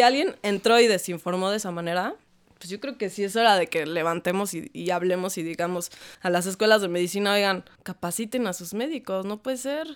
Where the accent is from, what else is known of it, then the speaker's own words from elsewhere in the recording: Mexico; creciendo en México